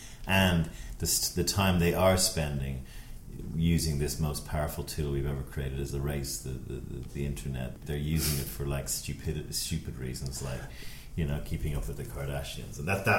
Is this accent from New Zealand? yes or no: no; Ireland; also born or lived in Denver / Dallas; now in United States; I'm cheeky and I'm from Ireland.